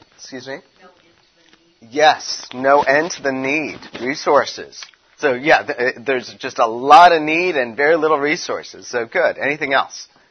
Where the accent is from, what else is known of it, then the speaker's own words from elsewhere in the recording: Chicago, Illinois, United States; also born or lived in California; now in Tennessee, United States; I'm from Chicago